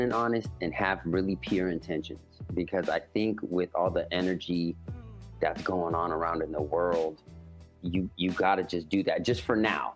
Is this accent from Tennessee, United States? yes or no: no; Petaluma, California, United States; I grew up in Petaluma. It's a little hippie town